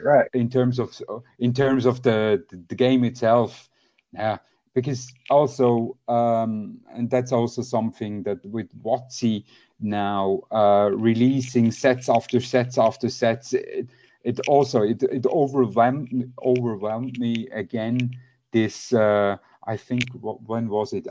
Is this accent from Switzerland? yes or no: yes; Switzerland; I'm from Switzerland